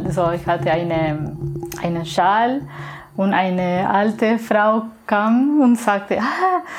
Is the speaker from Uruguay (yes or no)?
yes; Uruguay; German is a second language; moved away; ich habe das in Uruguay gekauft, ich komme aus Uruguay